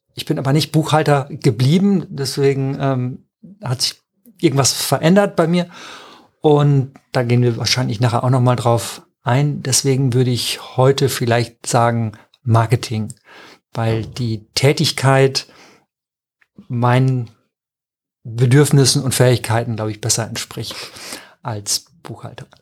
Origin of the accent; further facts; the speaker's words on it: Emsland, Lower Saxony, Germany; ich bin im Emsland groß geworden, das ist sehr nah an Ostfriesland.